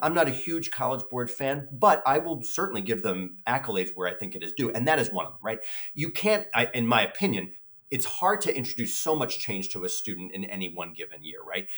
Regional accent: New York City, New York, United States; I grew up in the Bronx

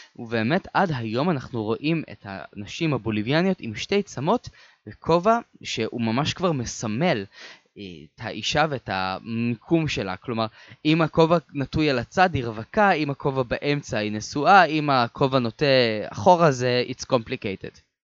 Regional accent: Israel; אני בתור ישראלי

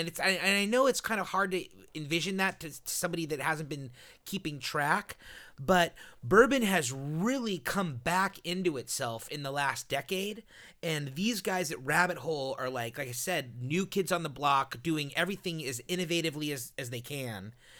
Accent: California, United States; I mean, I'm from Southern California.

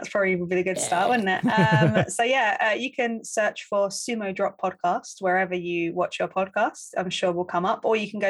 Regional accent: London, United Kingdom; I grew up in Upton Park about 5 minutes away from West Ham.

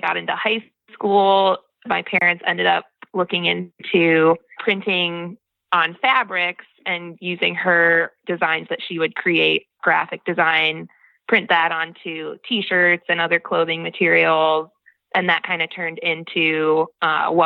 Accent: Joliet, Illinois, United States; moved away as an adult; now in Wellman, United States; I was born in Illinois, in the south suburbs of Chicago, Joliet

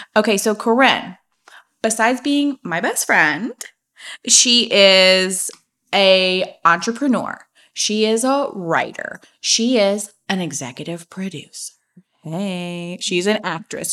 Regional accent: Napa Valley, California, United States; I grew up in Napa Valley

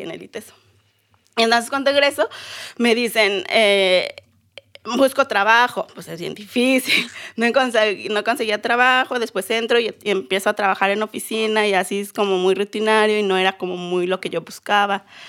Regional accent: Silacayoapan, Oaxaca, Mexico; now in Guadalajara, Mexico; Soy mixteca de Oaxaca, porque sabemos que hay en Guerrero y en Puebla. Yo soy de Oaxaca.

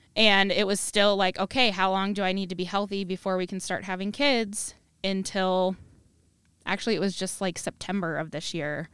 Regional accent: Cedar Rapids, Iowa, United States; I'm from the Cedar Rapids area

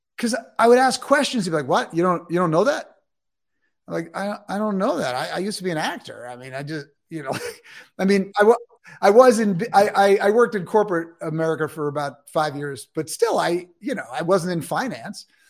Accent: New York City, New York, United States; I'm from New York City. That's where I grew up.

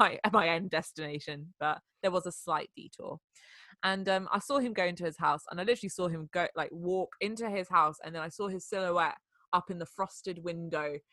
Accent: France; moved away; I grew up in France

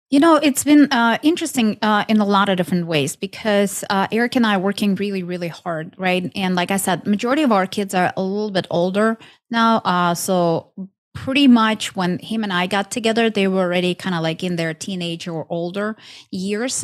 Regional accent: Ukraine; moved away as an adult; now in United States; I'm originally from Ukraine. Um, moved to states almost 15 years ago

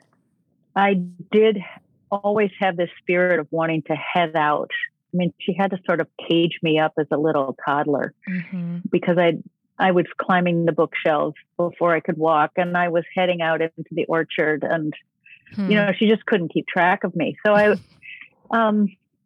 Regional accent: St. Paul, Minnesota, United States; I grew up in St. Paul

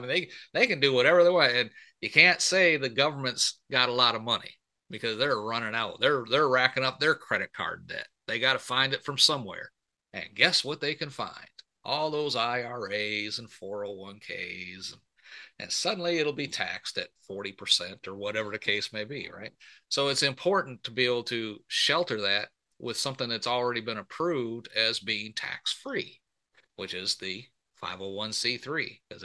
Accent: Michigan, United States; I was born and raised up in Michigan

